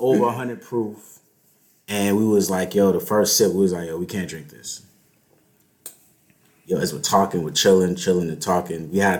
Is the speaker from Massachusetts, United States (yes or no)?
yes; Boston, Massachusetts, United States; now in Charlotte, United States; I'm in my hometown, bro. I'm in my hometown, Boston.